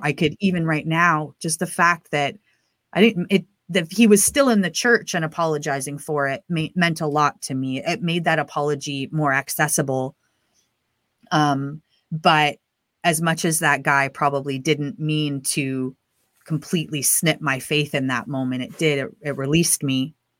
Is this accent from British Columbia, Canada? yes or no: yes; Prince Rupert, British Columbia, Canada; I grew up in the Pentecostal church in Canada, and I lived in a pretty remote town called Prince Rupert, which is way up the B C coast